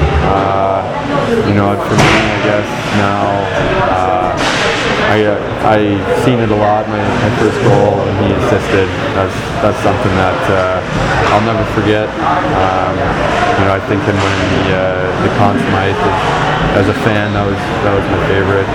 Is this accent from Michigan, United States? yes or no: yes; Detroit, Michigan, United States; Growing up in Detroit